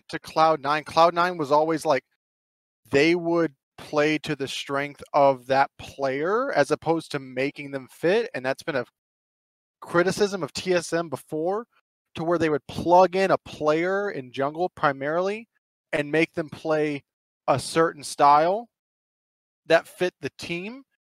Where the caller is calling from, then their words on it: Phoenix, Arizona, United States; also born or lived in Houston, Texas; I'm now calling from Phoenix, Arizona.